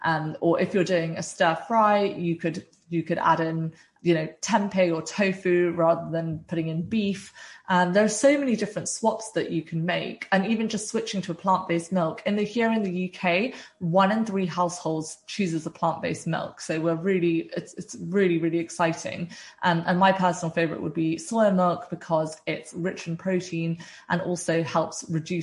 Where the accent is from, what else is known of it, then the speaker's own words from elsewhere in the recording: South India, India; I'm originally Indian and from South India, and we have a really wide variety of plant-based dishes.